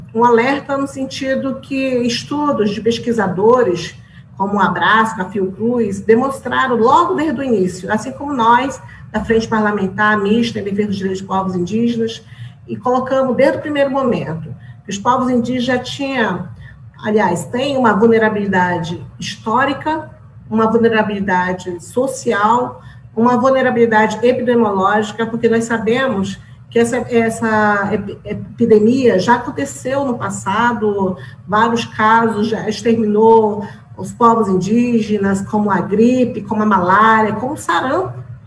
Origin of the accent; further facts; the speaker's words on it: Roraima, Brazil; nós da Amazônia, porque eu sou da Amazônia, sou de Roraima